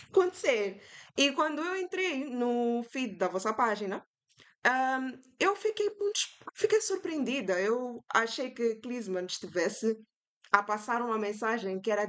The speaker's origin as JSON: {"language": "Portuguese", "country": "Mozambique", "lives_now": "Foz do Iguaçu, Brazil", "said": "eu vim de Moçambique, né? Vim estudar cá arquitetura em Foz."}